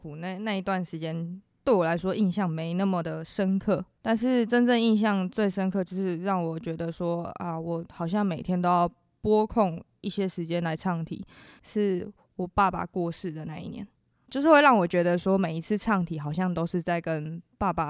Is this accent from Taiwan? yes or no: yes; Hualien County, Taiwan; moved away as an adult; now in Taichung, Taiwan; 我是花莲人